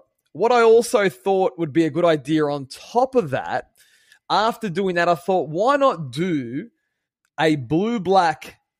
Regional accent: Sydney, New South Wales, Australia; I'm from Sydney, Australia.

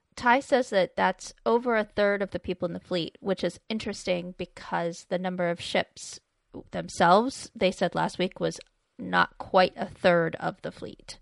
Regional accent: United States; we really pronounce our R's here

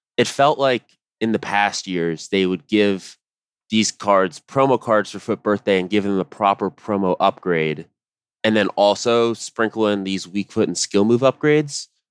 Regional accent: United States; as an American

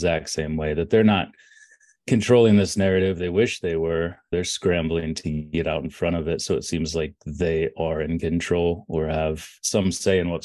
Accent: Orrville, Ohio, United States; I was born in Oroville, Ohio

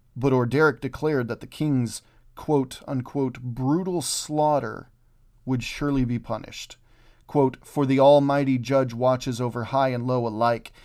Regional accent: Oklahoma, United States; I'm originally from Oklahoma

